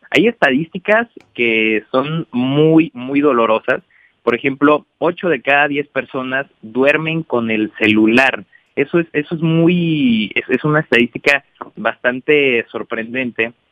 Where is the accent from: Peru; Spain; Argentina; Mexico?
Mexico; Irapuato, Guanajuato; Irapuato, Guanajuato, que es la ciudad de donde vengo y que estoy orgulloso de donde, de donde salimos todos.